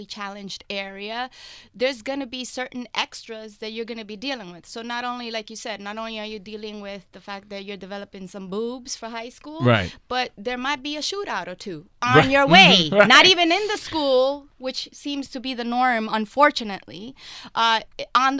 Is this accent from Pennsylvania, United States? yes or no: no; New York City, New York, United States; I grew up in Spanish Harlem in the mid 80s.